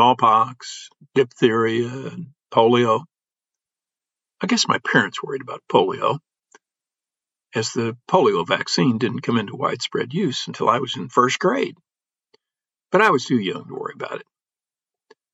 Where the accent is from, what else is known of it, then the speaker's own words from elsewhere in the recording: Illinois farm country, United States; Growing up in Illinois farm country, I learned a language that city folk are often mystified